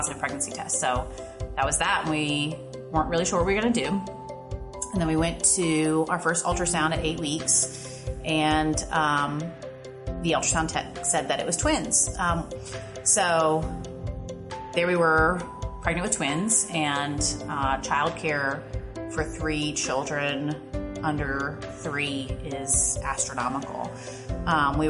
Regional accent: Ohio, United States; now in Virginia, United States; I'm originally from Ohio. I moved to Virginia in the year 2000.

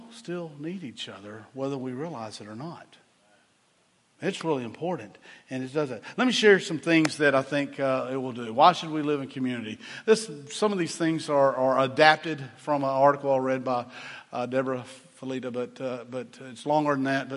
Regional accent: Chattanooga, Tennessee, United States; I grew up in Chattanooga, Tennessee

